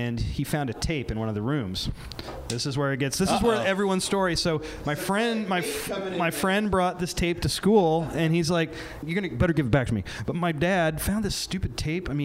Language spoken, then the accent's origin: English; near Champaign-Urbana, Central Illinois, United States; I grew up in Central Illinois, near Champaign-Urbana